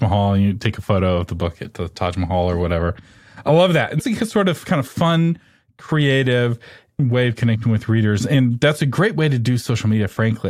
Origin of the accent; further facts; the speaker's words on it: Texas, United States; I'm from Texas.